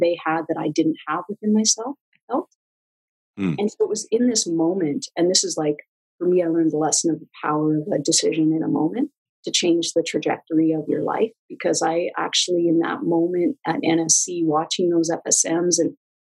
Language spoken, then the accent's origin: English; Acton, Alberta, Canada; also born or lived in Calgary; my hometown of Acton, a little small town